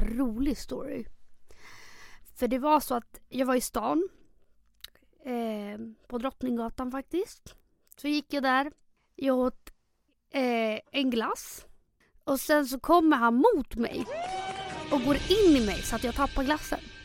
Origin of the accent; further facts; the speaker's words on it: Chile; now in Stockholm, Sweden; 26 år, bor i Stockholm. Uppväxt i Chile